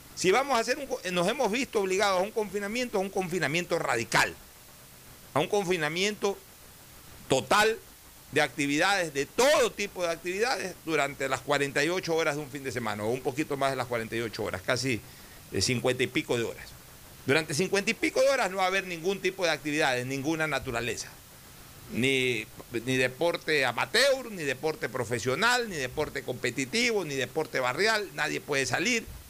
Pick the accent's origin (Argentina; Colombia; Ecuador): Ecuador; somos todos los ecuatorianos